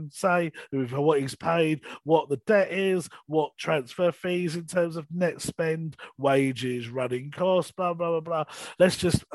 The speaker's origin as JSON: {"language": "English", "region": "London", "country": "United Kingdom", "tie": "born or raised there", "said": "I'm from North East London"}